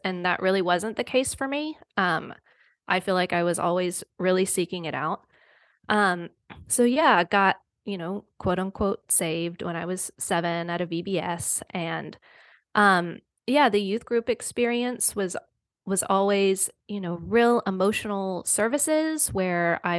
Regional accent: the South, United States; I'm from the South. So it was like very Bible Belt, Southern Baptist

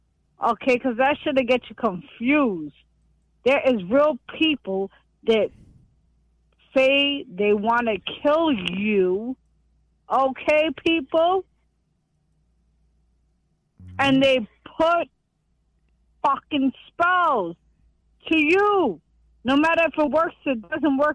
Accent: New York City, New York, United States; I'm a New Yorker

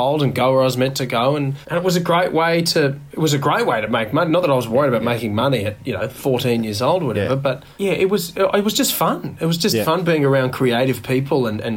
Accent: Orange, New South Wales, Australia; I grew up in Orange, Central West, New South Wales

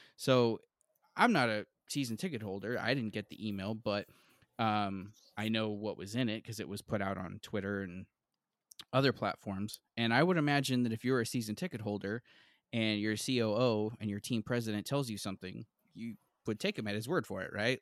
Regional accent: Central Valley of California, United States; I grew up in the Central Valley of California, not far from the Bay Area

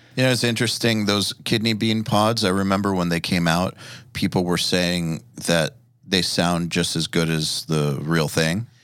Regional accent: Atlanta, Georgia, United States; I'm from Atlanta

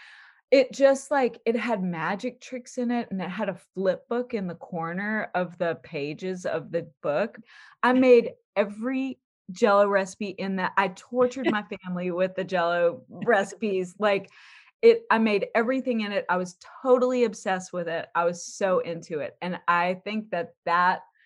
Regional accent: Baton Rouge, Louisiana, United States; moved away as an adult; also born or lived in New Orleans; now in Los Angeles, United States; My family's from New Orleans, but I grew up in Baton Rouge, and I came very far west to Los Angeles to go to CalArts such a long time ago

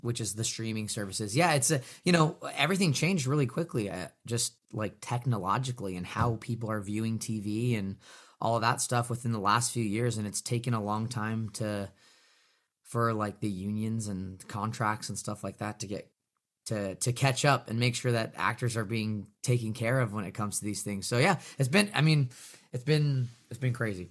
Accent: Northern California, United States; I grew up in Northern California.

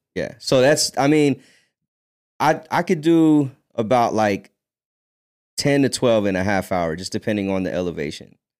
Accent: United States; also born or lived in Philippines; I was born in the Philippines and I grew up in America

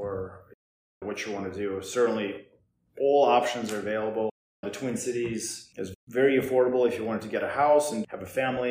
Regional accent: Russia; also born or lived in New York; now in Minnesota, United States; I grew up in Russia and spent some time in New York

